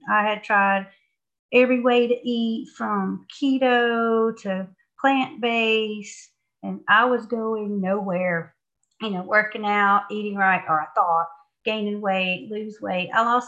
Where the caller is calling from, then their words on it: Georgia, United States; I'm calling from Georgia.